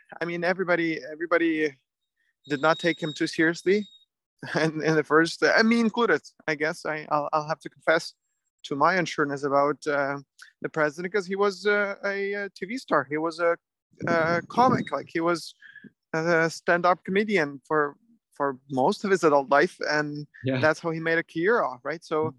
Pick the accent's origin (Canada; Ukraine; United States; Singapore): Ukraine; Western Ukraine; English is a second language; Well, thankfully, my hometown is far from where the very active fighting happening. It was very scary at the beginning of Russian invasion because that's when they fired long range missiles all the way into Western Ukraine, all the way into my city.